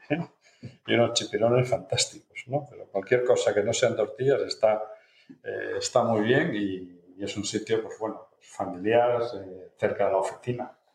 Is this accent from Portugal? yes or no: yes; Portugal; Spanish is a second language; Resulta que es mucho más fácil aprender castellano siendo portugués que, lo contrario, porque tiene una fonética endiablada, pero por lo menos un poquito pues, para poder